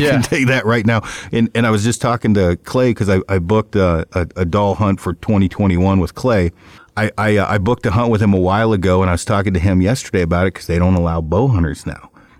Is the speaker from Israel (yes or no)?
no; South Korea; now in United States; when I first got here from, when I came over from Korea, it was the first year there was a draw here.